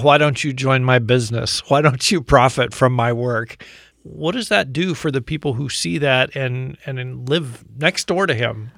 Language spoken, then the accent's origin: English; United States; as an American